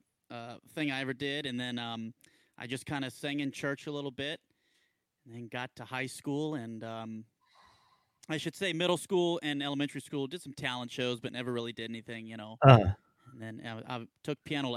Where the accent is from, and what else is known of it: Tucson, Arizona, United States; born or raised there; also born or lived in Columbus, Mississippi